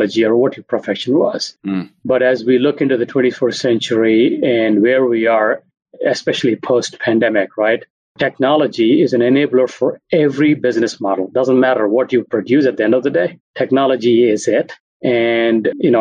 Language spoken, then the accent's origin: English; India; moved away as an adult; also born or lived in San Francisco; now in Minneapolis, United States; I grew up in India